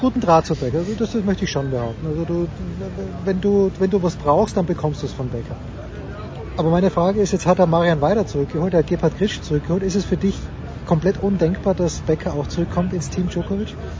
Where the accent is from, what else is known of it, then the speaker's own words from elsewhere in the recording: Austria; als Österreicher